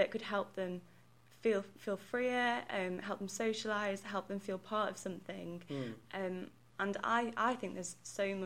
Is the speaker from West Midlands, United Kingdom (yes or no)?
yes; Stoke-on-Trent, West Midlands, United Kingdom; I'm from Stoke and Trent